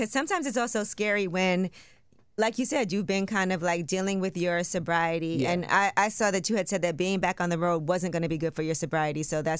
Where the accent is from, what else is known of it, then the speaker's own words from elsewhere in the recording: New York City, New York, United States; we grew up in Brooklyn with cats